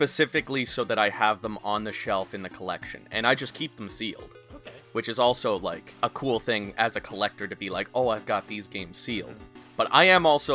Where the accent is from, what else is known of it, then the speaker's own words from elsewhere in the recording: Canada; now in Prince Edward Island, Canada; I can do that with French because I'm Canadian